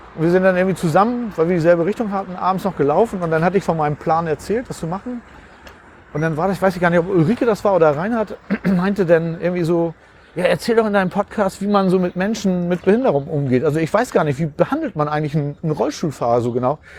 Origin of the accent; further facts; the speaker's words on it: Uetersen, Schleswig-Holstein, Germany; also born or lived in Pinneberg; ich bin in Pinneberg geboren, aber da habe ich gar nicht, ähm, da bin ich gar nicht groß geworden. Ich bin tatsächlich in Uetersen groß geworden.